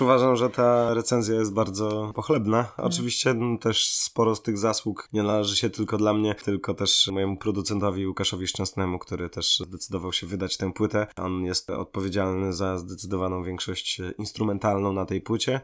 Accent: Łomża, Podlaskie Voivodeship, Poland; moved away as an adult; also born or lived in Gdańsk-Wrzeszcz / Sopot; now in Gdańsk, Poland; z mojego rodzinnego miasta Złomży

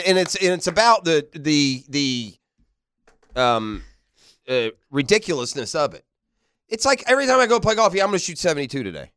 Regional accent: Tennessee, United States; now in Jacksonville, United States; I grew up in Tennessee

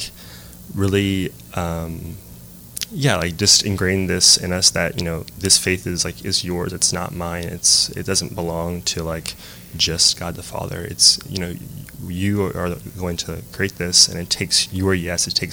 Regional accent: Lafayette, Louisiana, United States; I grew up here in Lafayette. Went to Lafayette High School

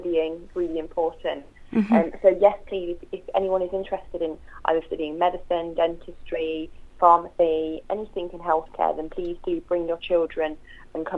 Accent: Leicester, East Midlands, United Kingdom; moved away as an adult; also born or lived in Nottingham / Newcastle; I grew up in Leicester and Nottingham, which has a strong Muslim community

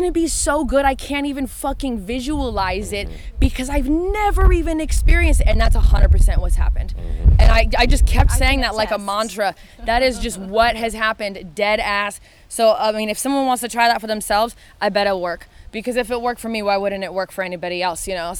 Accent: Oregon, United States; moved away as an adult; also born or lived in Los Angeles, California; now in near Nashville, United States; I am from Oregon, though. When I moved out here a few months ago

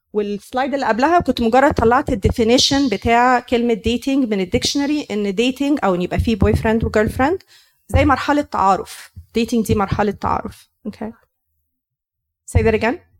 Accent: Egypt; moved away; احنا مصريين

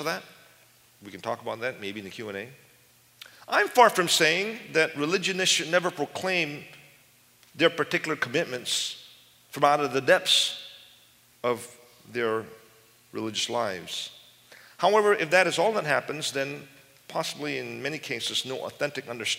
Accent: United States; I'm American

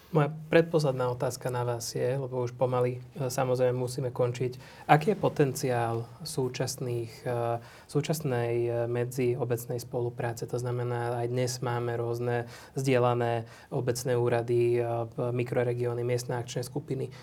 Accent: Dunajská Streda, Trnava Region, Slovakia; ja som z Dunajskej stredy

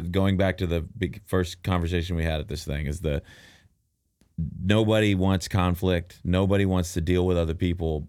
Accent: Dallas, Texas, United States; where I grew up in Dallas

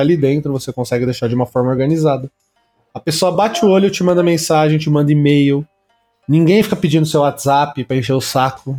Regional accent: Santo André, São Paulo, Brazil; eu falo de São Paulo porque eu sou de Santo André, mas é São Paulo

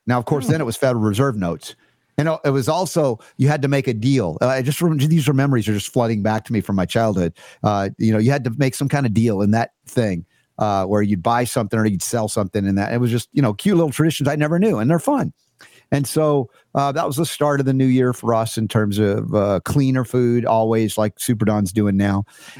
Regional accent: Georgia, United States; I learned this from growing up in the Deep South in Georgia

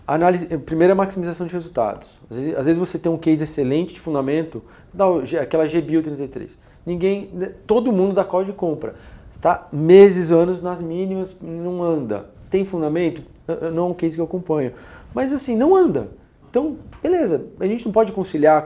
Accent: Brazil; Nós somos brasileiros

